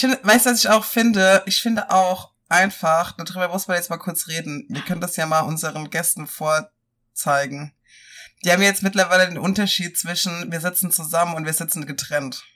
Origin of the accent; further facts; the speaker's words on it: Rhineland-Palatinate, Germany; moved away; bei uns in der Pfalz